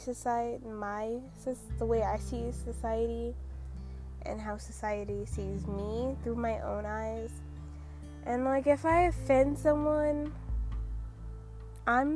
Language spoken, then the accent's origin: English; New York, United States; now in Idaho, United States; I'm obviously from the U.S. I was born in New York, and I live in Idaho